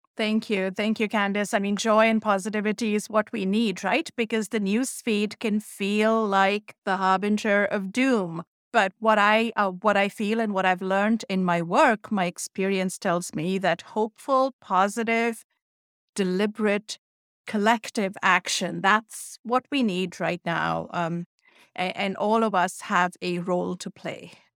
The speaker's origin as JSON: {"language": "English", "country": "India", "tie": "born or raised there", "moved": "yes", "said": "That's how I was raised in India"}